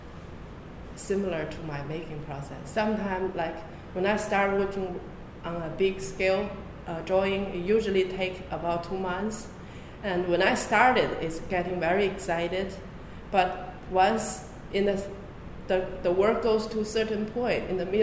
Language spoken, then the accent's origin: English; China; moved away as an adult; also born or lived in California, United States; now in Lawrence, United States; I was born and raised in China and came to America in 1996 for my MFA program in California, UC Davis.